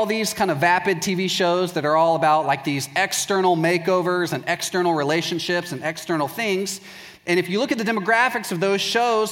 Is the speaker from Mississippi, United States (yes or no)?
no; Waco, Texas, United States; I'm from Waco, Texas